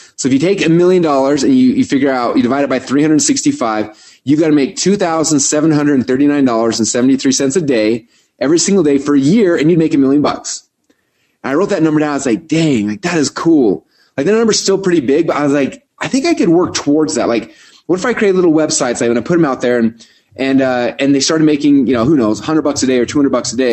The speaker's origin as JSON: {"language": "English", "town": "Boise", "region": "Idaho", "country": "United States", "said": "I'm from Boise, Idaho."}